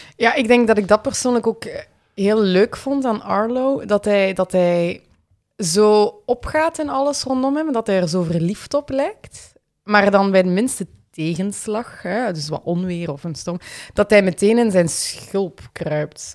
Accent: Limburg, Flanders, Belgium; accent: Limburgish; moved away as an adult; now in Ghent, Belgium; dat ik van Limburg was. Misschien, dat is ook voor deze podcast, misschien dat verklaart mijn accent.

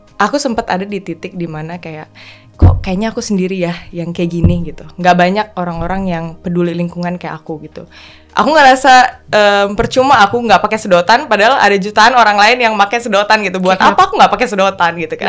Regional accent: Bali, Indonesia; now in Jakarta, Indonesia; aku lahir besar di Bali kan, jadi ya sebagian besar hidup aku itu berdampingan dengan uh, laut

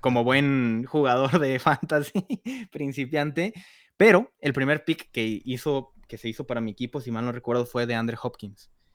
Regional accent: Guadalajara, Jalisco, Mexico; yo también soy de aquí de Guadalajara

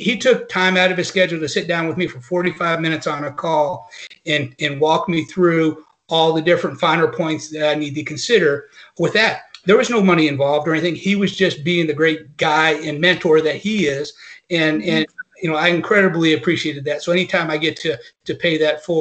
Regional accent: North Carolina, United States; also born or lived in Mississippi; I grew up in the South. I grew up in North Carolina. I went to school in Mississippi

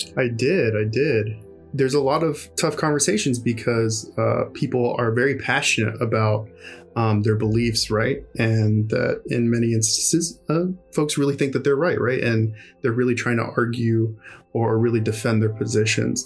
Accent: Houston, Texas, United States; also born or lived in upstate New York / Ohio; now in Austin, United States; I'm originally from Houston, Texas, and uh, you know I grew up, born and raised there, and uh, my family immigrated from Mexico

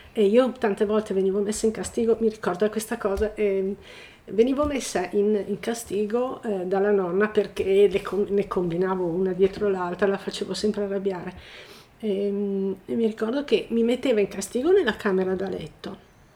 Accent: Milan, Lombardy, Italy; moved away as an adult; now in Resia, Italy; abito a Niva di Resia, sono nata a Milano e nel lontano 1980 ho deciso di ehm, venire a vivere a Resia

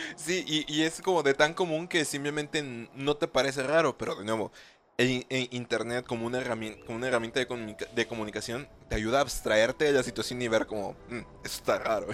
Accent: Mexico

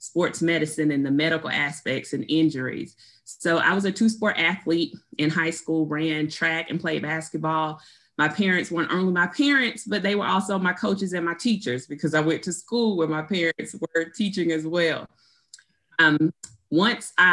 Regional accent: Albany, Georgia, United States; I am originally from Albany, Georgia

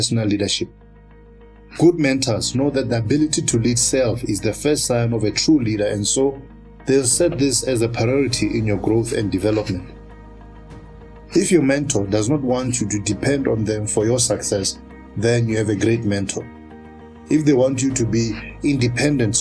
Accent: Polokwane, Limpopo, South Africa; my hometown of Polokwane and I was 16 years old

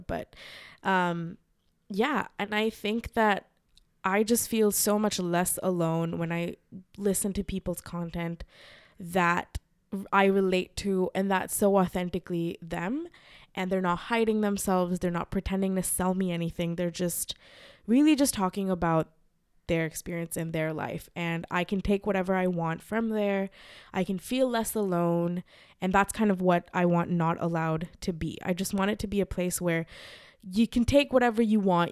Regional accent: Mumbai, Maharashtra, India; moved away as an adult; also born or lived in Los Angeles, United States; I, uh, grew up in Mumbai. I was raised in Mumbai and then I moved to America uh, to study.

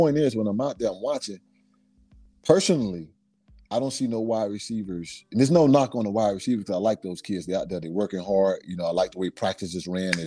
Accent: Miami, Florida, United States; growing up in Liberty City, going to Lily C. Evans Elementary School

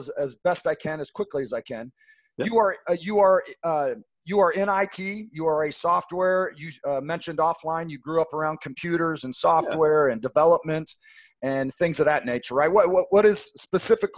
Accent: outside Seattle, Washington, United States; I grew up right outside Seattle

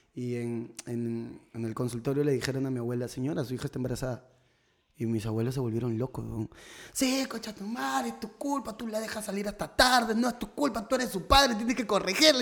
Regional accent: Tumbes, Peru; moved away

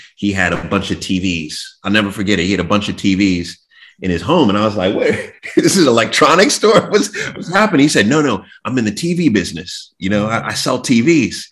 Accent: New York, United States; I was born in New York, and we lived in Jamaica, Queens

